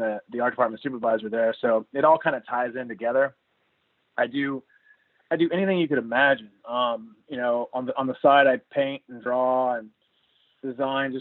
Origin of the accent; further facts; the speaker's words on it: Corpus Christi, Texas, United States; now in Austin, United States; Being from Corpus Christi is where I'm from